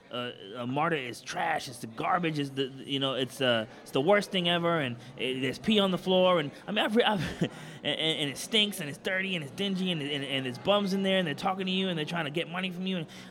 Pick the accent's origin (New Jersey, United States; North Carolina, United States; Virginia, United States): New Jersey, United States; now in Atlanta, United States; I'm from New Jersey